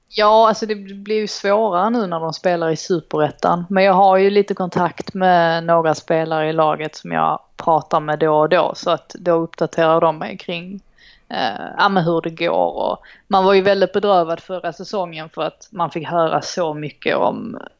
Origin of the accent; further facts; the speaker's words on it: Trelleborg, Skåne, Sweden; also born or lived in Stockholm; now in London, United Kingdom; jag är uppvuxen i Trelleborg